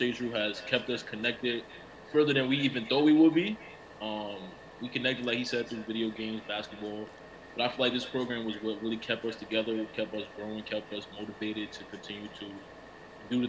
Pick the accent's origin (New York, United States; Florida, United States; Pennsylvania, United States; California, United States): New York, United States; New York City; I'm from Harlem, New York